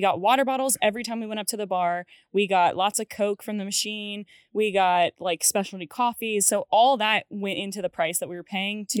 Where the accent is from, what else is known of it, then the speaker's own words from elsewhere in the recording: Cary, North Carolina, United States; I grew up in Cary and we're right near the train tracks in Cary.